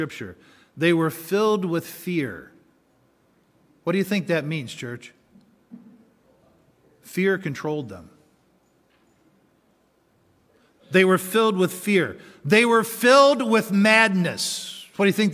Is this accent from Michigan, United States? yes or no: yes; Baraga County, Upper Peninsula, Michigan, United States; I grew up in the Upper Peninsula. I grew up literally on an Indian reservation. All of Baraga County that I grew up in was an Indian reservation